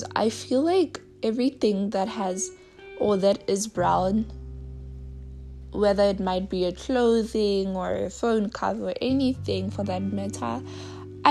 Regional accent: South Africa; I am from South Africa

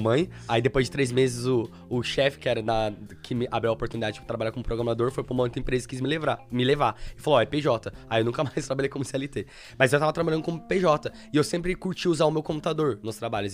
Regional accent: Suzano, São Paulo, Brazil; moved away as an adult; now in London, United Kingdom; eu sou de São Paulo, então eu morava numa, uma cidade interior chamada Suzano

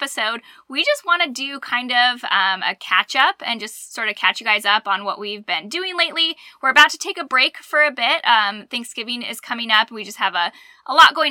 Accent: Arizona, United States; moved away as an adult; now in Alabama, United States; growing up in Arizona

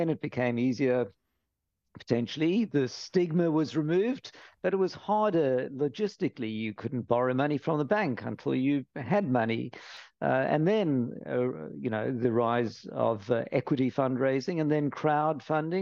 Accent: Cape Town, Western Cape, South Africa; now in London, United Kingdom; I'm from Cape Town, sunny Cape Town, and always questing for the sun in London

